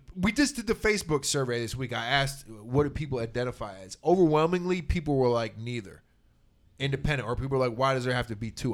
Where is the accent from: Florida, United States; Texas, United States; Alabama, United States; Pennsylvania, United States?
Texas, United States; I was raised in Texas by my Irish Catholic mother